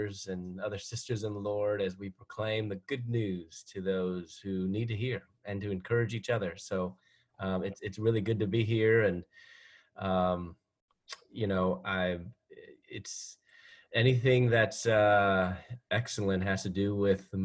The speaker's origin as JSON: {"language": "English", "town": "Chicago", "region": "Illinois", "country": "United States", "also_born_or_lived": "Louisville, Kentucky / Atlanta, Georgia", "moved": "as an adult", "said": "I'm from Chicago"}